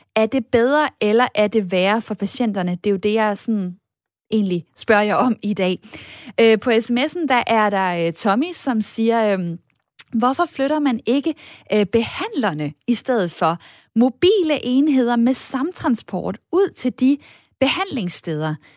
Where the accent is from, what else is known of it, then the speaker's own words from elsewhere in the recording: Esbjerg, Southern Denmark, Denmark; Esbjerg, jamen, øh, så rammer du mit hjerte, hvor jeg også øh, kommer fra.